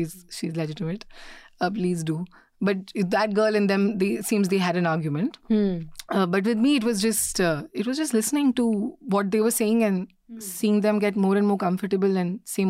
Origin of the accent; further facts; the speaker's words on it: Delhi, India; I know you think I'm from Delhi and I'm a girl